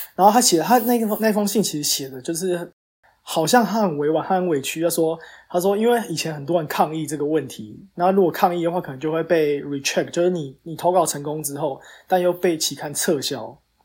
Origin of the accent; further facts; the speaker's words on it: Taiwan; 身为台湾人